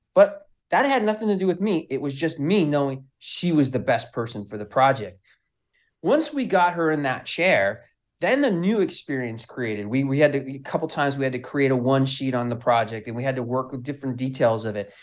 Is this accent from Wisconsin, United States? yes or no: no; Southern California, United States; I'm from California, Southern Cal